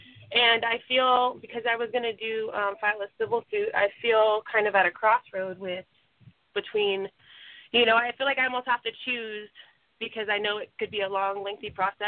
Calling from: California, United States; And I'm from California.

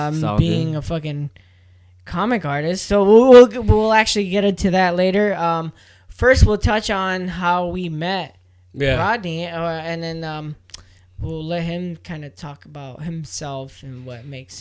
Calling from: San Diego, California, United States; We are reporting from San Diego, California, where it's finally cooling down.

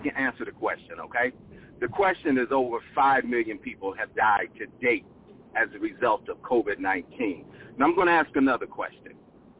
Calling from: Phoenix, Arizona, United States; I'm calling from Phoenix, Arizona.

